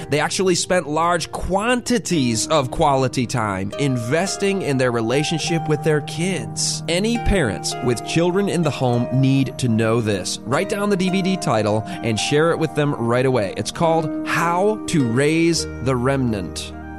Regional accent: Michigan, United States; Chad and I grew up together in Michigan

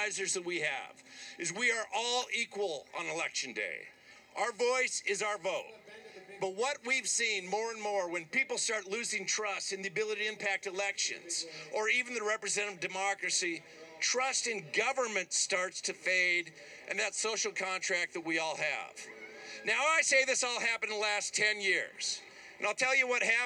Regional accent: Montana, United States; I am from Montana

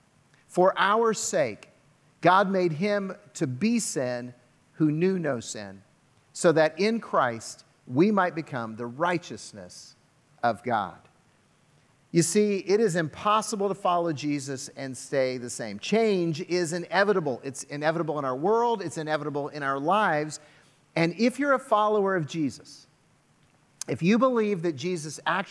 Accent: United States; I'm an American, and I'm a proud American

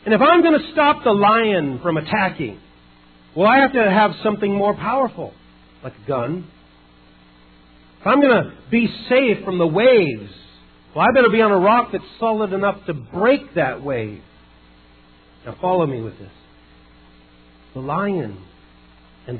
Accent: Idaho, United States; moved away; also born or lived in California; I was a lake boy growing up in Idaho, came down to California

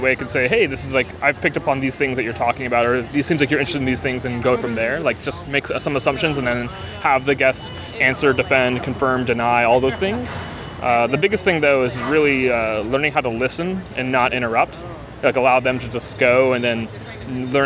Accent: East Coast, United States; I'm from the East Coast, too, and so where I grew up, you would do potato buns

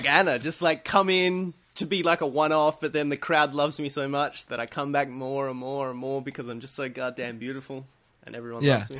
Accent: Australia; I'm an Australian on an American podcast

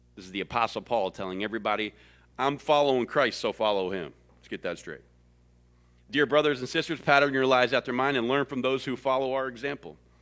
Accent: the South, United States; I was born and bred in the South

